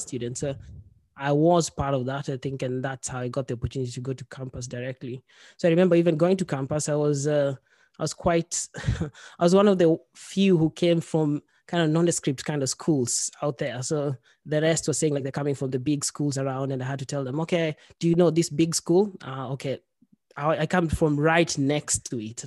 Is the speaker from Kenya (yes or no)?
yes; Kenya; moved away as an adult; also born or lived in Norway; now in Sweden; I'm from Kenya. I've lived in Sweden for six, seven years now. Uh, before that, I've li-, I'd lived in Kenya for most of my life